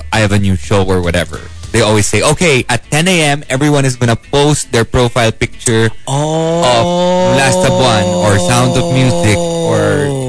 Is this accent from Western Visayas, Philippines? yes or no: yes; Negros Occidental, Western Visayas, Philippines; also born or lived in Antipolo; And, well, my mom, she lives in Antipolo, but originally we're from Negros.